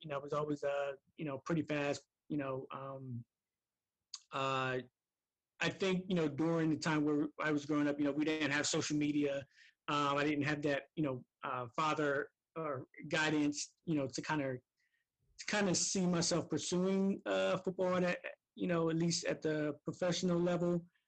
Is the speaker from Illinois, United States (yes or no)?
no; Camden, New Jersey, United States; I'm from Camden, New Jersey.